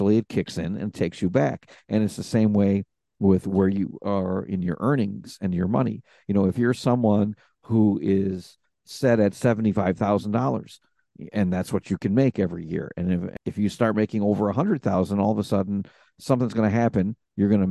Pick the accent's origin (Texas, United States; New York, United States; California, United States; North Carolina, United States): New York, United States; New York City; born in Brooklyn, New York, in New York City. And I was actually raised by my maternal grandparents